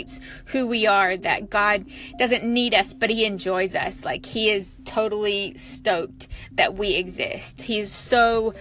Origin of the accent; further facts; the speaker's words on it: New Zealand; also born or lived in America; now in United States; I'm originally from New Zealand. I live here in America now